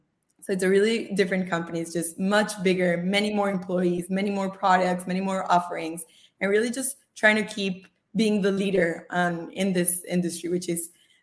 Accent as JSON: {"language": "English", "country": "Costa Rica", "also_born_or_lived": "Australia / Israel", "second_language": "English", "moved": "yes", "lives_now": "United States", "said": "So I am originally from Costa Rica, you remember, right? I've lived throughout my life in different countries, more than 5, including Australia, Israel."}